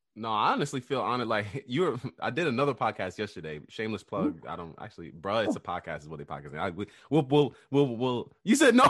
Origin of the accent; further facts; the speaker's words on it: New York City, New York, United States; I was born in Queens, New York